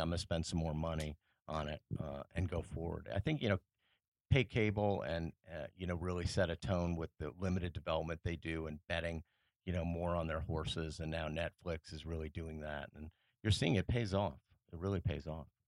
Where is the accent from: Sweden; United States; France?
France; Paris, Île-de-France; moved away as an adult; I grew up in France, uh, after I was, uh, ten years old.